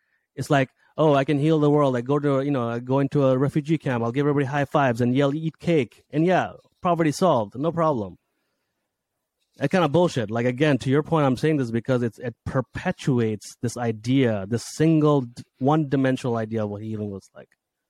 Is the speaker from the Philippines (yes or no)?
no; Saudi Arabia; also born or lived in Bangladesh; If I talk about my background, I from Bangladesh, grew up, you know, I was born there, but I grew up in Saudi Arabia in an English speaking school full of lower middle class kids.